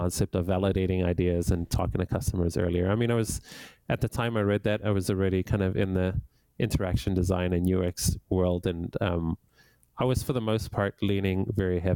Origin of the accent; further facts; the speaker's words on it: Johannesburg, Gauteng, South Africa; now in Canada; I grew up in Johannesburg, South Africa, and I moved to Canada over 20 years ago